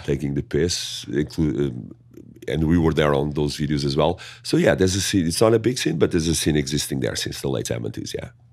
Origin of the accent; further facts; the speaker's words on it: Portugal; accent: thick; English is a second language; growing up in Portugal is growing up also in a ni, in a culture of, um, diversity